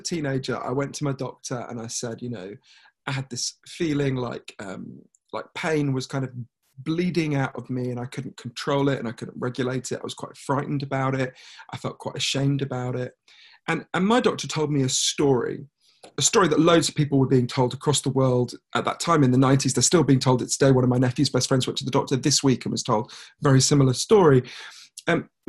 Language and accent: English; United Kingdom; I'm a British journalist